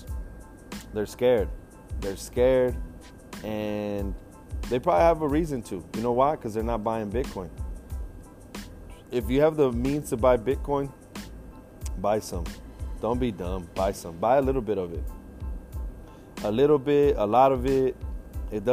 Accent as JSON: {"language": "English", "region": "Washington", "country": "United States", "tie": "born or raised there", "also_born_or_lived": "Kansas City", "moved": "yes", "said": "I grew up in Washington State"}